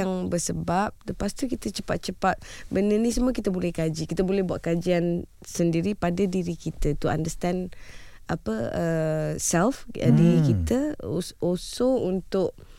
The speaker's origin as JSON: {"language": "Malay", "country": "Malaysia", "said": "anak Malaysia"}